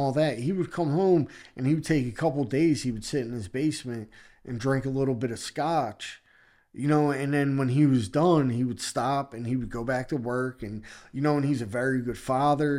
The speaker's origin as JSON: {"language": "English", "town": "Philadelphia", "region": "Pennsylvania", "country": "United States", "tie": "born or raised there", "said": "I grew up in Philadelphia and I grew up in a neighborhood in Philadelphia called Kensington"}